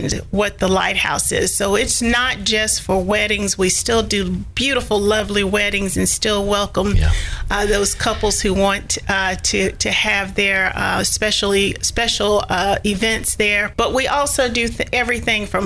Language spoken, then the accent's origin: English; Sumner County, Tennessee, United States; also born or lived in Hendersonville, Tennessee; now in Nashville, United States; I am actually from Sumner County.